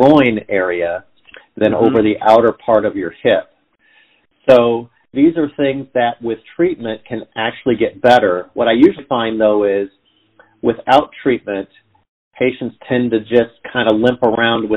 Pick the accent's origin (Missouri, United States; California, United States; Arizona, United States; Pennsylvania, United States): California, United States; Southern; moved away as an adult; also born or lived in Atlanta, Georgia; now in Cincinnati, United States; I grew up in Southern California